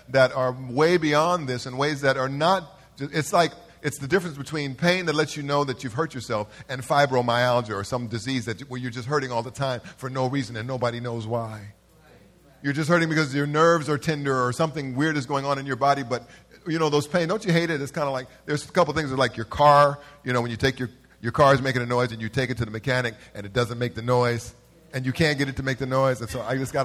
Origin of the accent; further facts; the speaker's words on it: Los Angeles, California, United States; I'm from South Central.